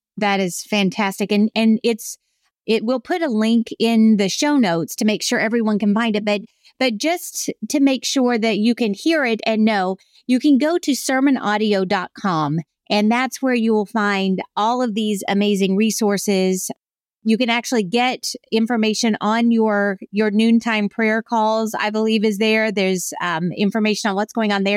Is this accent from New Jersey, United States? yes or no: no; South Carolina, United States; when I was growing up in South Carolina, everybody was a Christian.